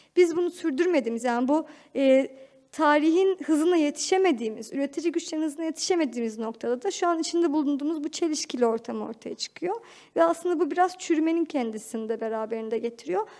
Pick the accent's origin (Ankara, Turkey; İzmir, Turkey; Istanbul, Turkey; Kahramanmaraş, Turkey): Ankara, Turkey; çocukluğumu Ankara'da geçirdim.